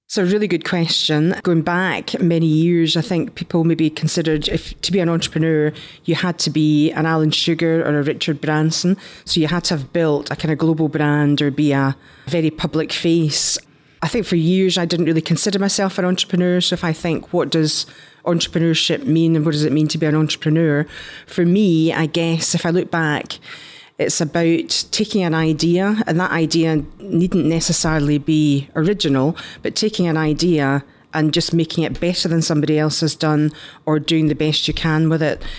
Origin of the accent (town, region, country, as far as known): Scotland, United Kingdom; accent: Scottish; moved away as an adult; also born or lived in London / United States